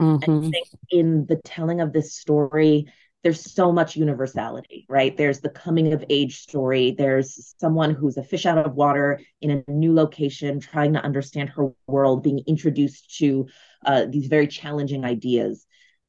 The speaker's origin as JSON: {"language": "English", "town": "Brooklyn", "region": "New York", "country": "United States", "said": "I'm from Brooklyn, New York, and the characters live in Brooklyn."}